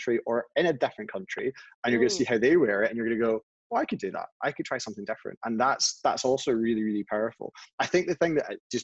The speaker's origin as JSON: {"language": "English", "region": "Scotland", "country": "United Kingdom", "said": "we're Scottish"}